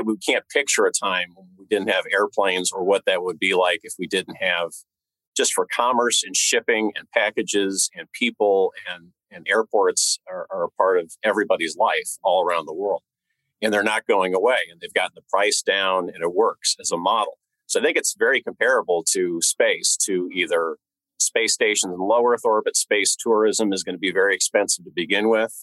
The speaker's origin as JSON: {"language": "English", "region": "Northern California", "country": "United States", "tie": "born or raised there", "said": "I grew up in Northern California"}